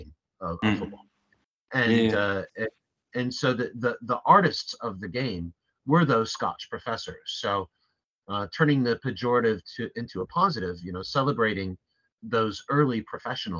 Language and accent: English; United States; also born or lived in London; as an American